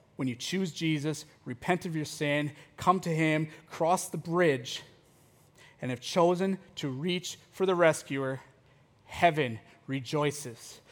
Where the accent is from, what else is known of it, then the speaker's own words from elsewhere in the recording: United States; as American Christians